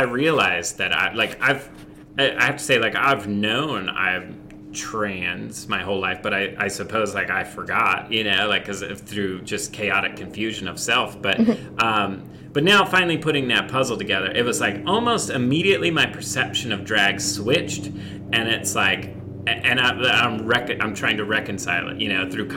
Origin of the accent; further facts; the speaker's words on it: Indiana, United States; I grew up in the Midwest in Indiana